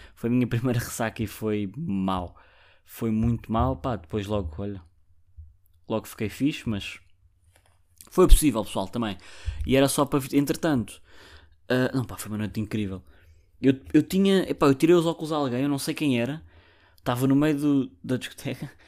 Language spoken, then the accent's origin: Portuguese; Barreiro, Lisbon, Portugal; eu sou do Barreiro